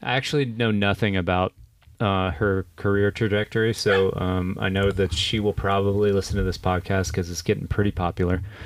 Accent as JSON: {"language": "English", "region": "Kentucky", "country": "United States", "tie": "born or raised there", "said": "I went back to my hometown to go to the University"}